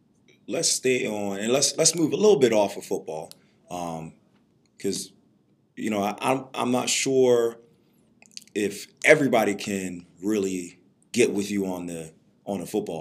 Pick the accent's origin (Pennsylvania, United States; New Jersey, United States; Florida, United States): Pennsylvania, United States; Reading; growing up in Reading